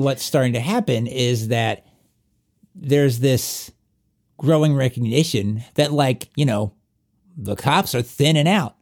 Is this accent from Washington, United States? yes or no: no; southwestern Virginia, United States; accent: southwestern Virginia; my southwestern Virginia accent